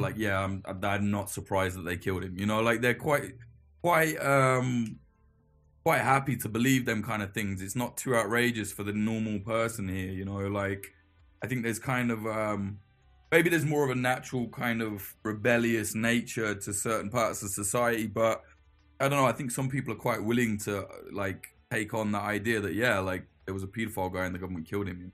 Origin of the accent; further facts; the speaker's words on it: United Kingdom; us being British